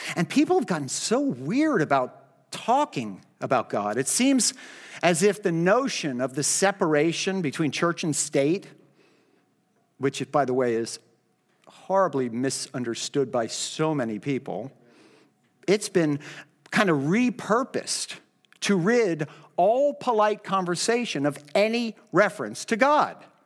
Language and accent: English; United States; Christian Americans